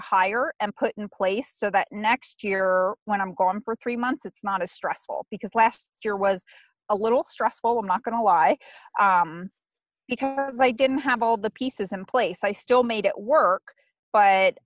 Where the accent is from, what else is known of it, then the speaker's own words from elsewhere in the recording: Pennsylvania, United States; I'm from Pennsylvania originally. Well, that's where I live full time